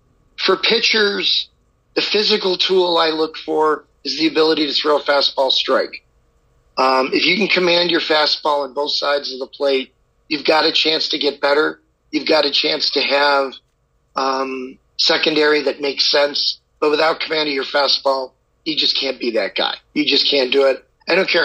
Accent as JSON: {"language": "English", "region": "Midwest", "country": "United States", "tie": "born or raised there", "also_born_or_lived": "Los Angeles, United States", "moved": "yes", "said": "growing up in the Midwest"}